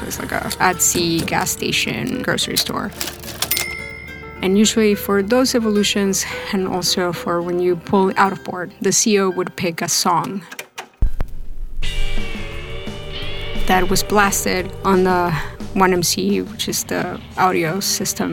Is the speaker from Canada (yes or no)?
no; Lima, Peru; moved away as an adult; also born or lived in Elizabeth, New Jersey; now in United States; I grew up in Lima, Peru. I lived there until I was 18. At 18, I moved to the States.